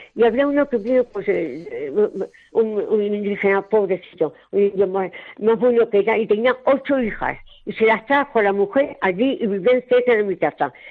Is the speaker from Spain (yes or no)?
yes; Puente del Arzobispo, Castilla-La Mancha, Spain; moved away as an adult; A mis 20 años yo soy de Puente del Arzobispo y vivía muy tranquilita en mi casa con mis padres, mis tíos, mis hermanos